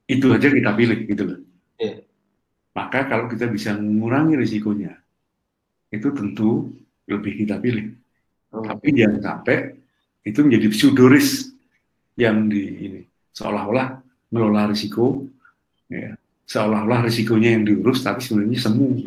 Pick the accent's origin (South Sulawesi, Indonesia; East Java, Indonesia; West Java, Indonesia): East Java, Indonesia; Trenggalek; Jadi di desa saya, di Trenggalek saya, ada listrik mau masuk ke kampung.